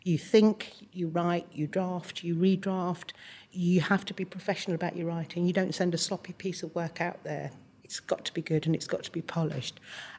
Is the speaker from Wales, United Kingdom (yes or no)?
yes; Wales, United Kingdom; born there; I was born in South Wales and I moved to London, which was quite a traumatic time for me.